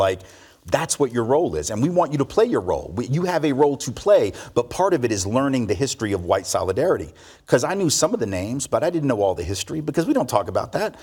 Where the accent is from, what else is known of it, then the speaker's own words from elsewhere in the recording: Nashville, Tennessee, United States; I was born here in Nashville, um, and went to public school from, from seventy-four to eighty-six here